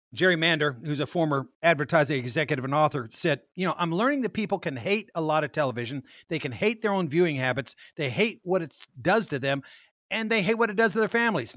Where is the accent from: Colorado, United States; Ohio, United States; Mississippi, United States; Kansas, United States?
Kansas, United States; moved away; my old hometown of Kansas